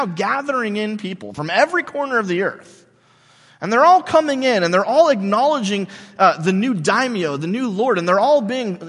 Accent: United States; we Americans

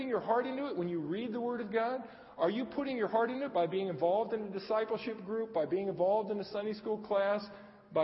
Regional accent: Arcadia, United States; I grew up in Arcadia

